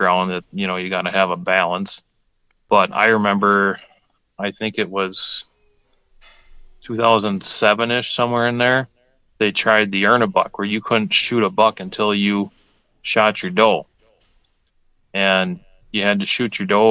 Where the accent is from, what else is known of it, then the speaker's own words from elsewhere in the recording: Langlade County, Wisconsin, United States; I grew up in Lang Lake County, we hunted, you know, just Lang Lake County land